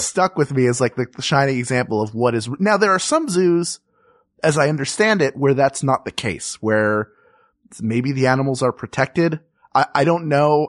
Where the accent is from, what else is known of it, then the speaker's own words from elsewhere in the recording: Philadelphia, Pennsylvania, United States; growing up in Philadelphia